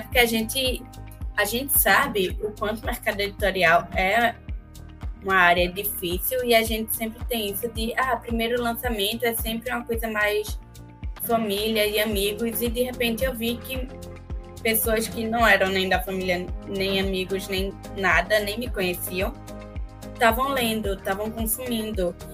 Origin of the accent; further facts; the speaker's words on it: Recife, Pernambuco, Brazil; eu sou recifense